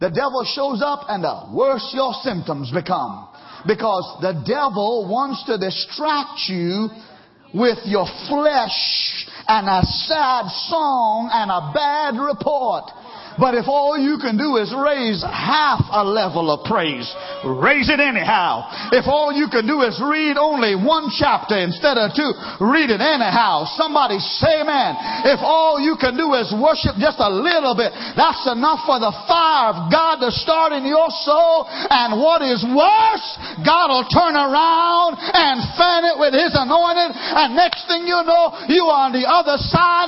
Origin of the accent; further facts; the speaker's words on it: Trinidad & Tobago; moved away; growing up in Trinidad